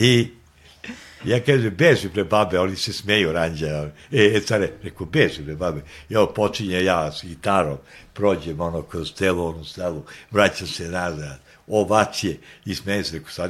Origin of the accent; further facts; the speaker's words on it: Belgrade, Serbia; mi smo iz Beograda